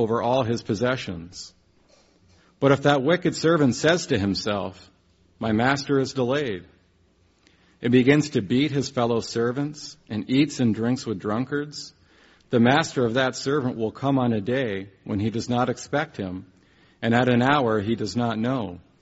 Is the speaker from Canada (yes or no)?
yes; Canada; moved away; where I'm from, where I grew up in Canada